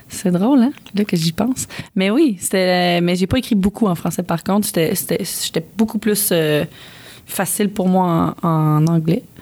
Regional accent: Ontario, Canada; Mais là, je viens d'Ontario, là.

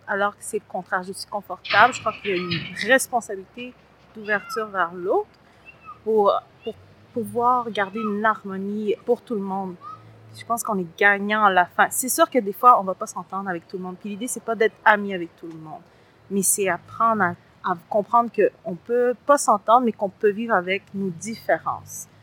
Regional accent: Montreal, Quebec, Canada; also born or lived in Latin America; J'ai grandi à Saint-Léonard et à Saint-Michel, dans les deux.

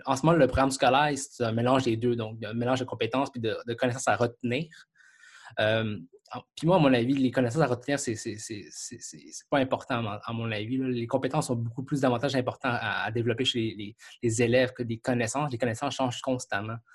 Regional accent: Quebec, Canada; je suis Canadien, Québécois

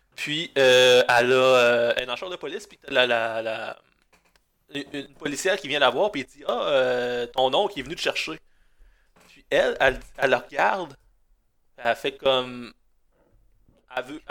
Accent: Gaspé, Quebec, Canada; moved away as an adult; also born or lived in Chandler / Sainte-Anne-des-Monts; j'ai grandi en Gaspésie

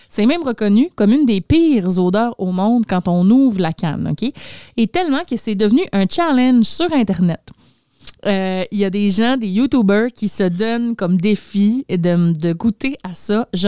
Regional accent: Sweden; accent: Swedish; French is a second language; Donc, pour les besoins de la chronique, je vais enlever mon accent suédois et je vais dire le surströmming le mieux possible, OK?

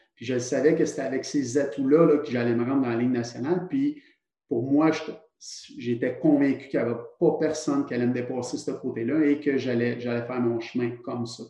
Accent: Trois-Rivières, Quebec, Canada; je viens de Trois-Rivières

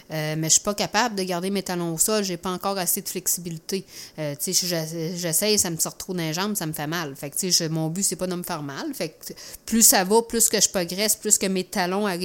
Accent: Saint-Pascal, Quebec, Canada; moi, je viens de Saint-Pascal.

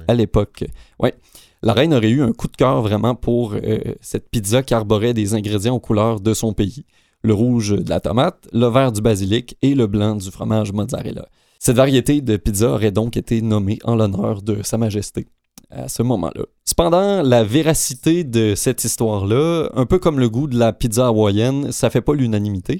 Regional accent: Canada; chez nous au Canada

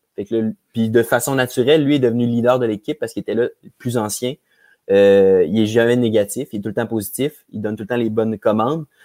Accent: Quebec City, Quebec, Canada; je suis un petit gars de Québec. J'ai grandi à Charlebourg.

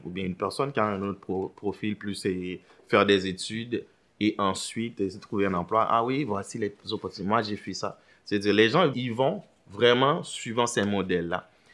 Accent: Port-au-Prince, Ouest, Haiti; moved away as an adult; now in Montreal, Canada; je suis originaire d'Haïti. Je suis né à Port-au-Prince

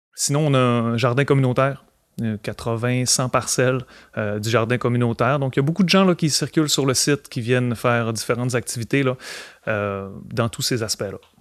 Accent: Alma, Quebec, Canada; je suis originaire d'Alma

